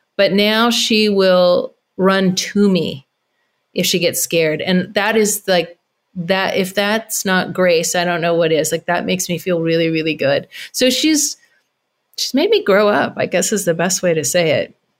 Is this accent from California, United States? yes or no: yes; Carmel Valley, California, United States; moved away; moving, um, to Carmel Valley, my hometown